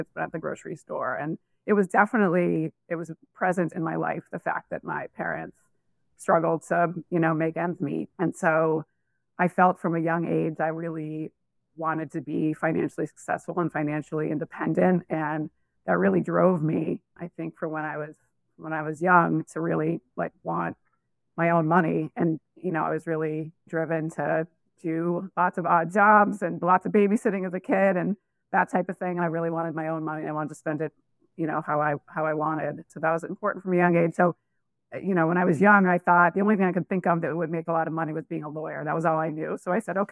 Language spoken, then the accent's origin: English; Massachusetts, United States; I grew up in Massachusetts, sort of a, say, lower middle class area in Massachusetts.